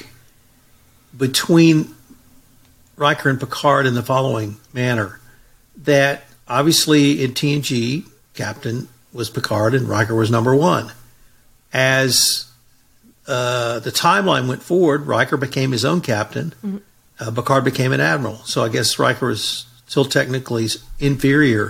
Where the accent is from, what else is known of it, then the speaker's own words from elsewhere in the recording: United States; I'm from America